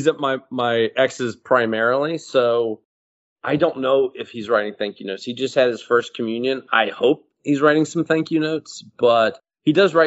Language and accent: English; Houston, Texas, United States; moved away as an adult; now in New York City, United States; Houston, which is my hometown.